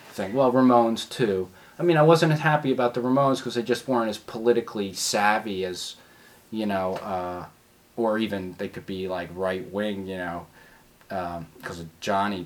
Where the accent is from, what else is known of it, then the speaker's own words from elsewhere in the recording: Philadelphia, Pennsylvania, United States; also born or lived in Washington, District of Columbia, United States; I was born in West Philadelphia at uh, Hospital University, Pennsylvania